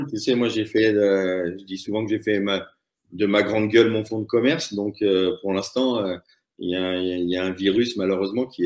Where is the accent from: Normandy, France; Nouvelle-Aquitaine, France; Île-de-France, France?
Île-de-France, France; Paris; now in Chamonix, France; J'étais arrivé en 93 euh, à Chamonix pour y vivre. Et je venais de Paris.